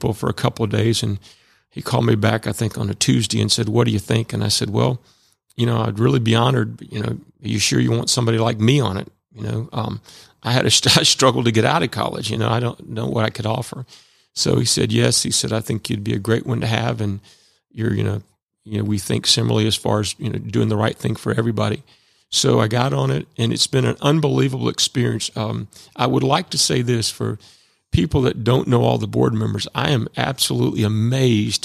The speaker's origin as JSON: {"language": "English", "town": "Chamblee", "region": "Georgia", "country": "United States", "tie": "born or raised there", "also_born_or_lived": "Alpharetta, Georgia", "said": "I grew up in Chamblee, Georgia, when Chamblee was way out back in the 50s and 60s."}